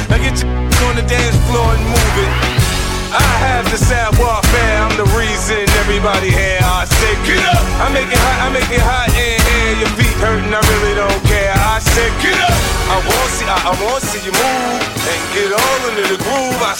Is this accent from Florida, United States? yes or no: no; Chicago, Illinois, United States; I don't fight fair. I'm dirty, dirty. I'm from Southside Chicago.